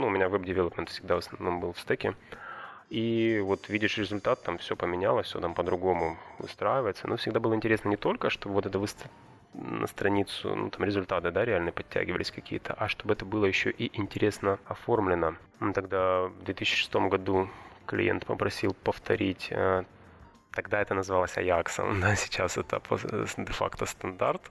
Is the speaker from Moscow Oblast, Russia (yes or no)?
no; Sochi, Krasnodar Krai, Russia; moved away; Я вырос в Адлере, там субтропики, и там чай растет